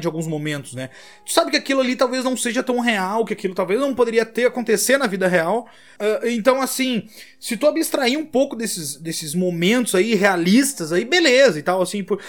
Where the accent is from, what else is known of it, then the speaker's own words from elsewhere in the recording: São Pedro do Sul, Rio Grande do Sul, Brazil; moved away as an adult; São Pedro do Sul é na cidade que a gente nasceu no Rio Grande do Sul